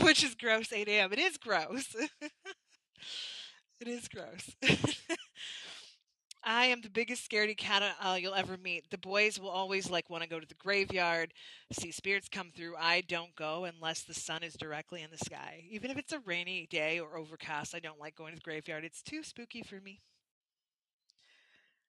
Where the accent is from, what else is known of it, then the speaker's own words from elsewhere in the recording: Canada; from being Canadian